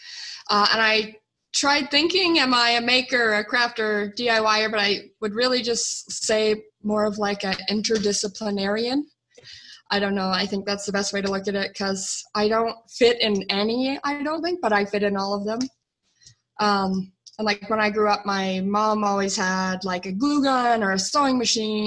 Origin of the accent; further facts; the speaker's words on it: Calgary, Alberta, Canada; I was born and raised in Calgary, Alberta, Canada